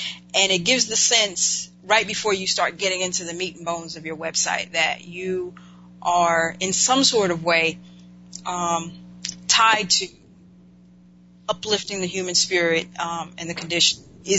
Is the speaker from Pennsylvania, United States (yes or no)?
no; Winston-Salem, North Carolina, United States; my home state, North Carolina, Winston-Salem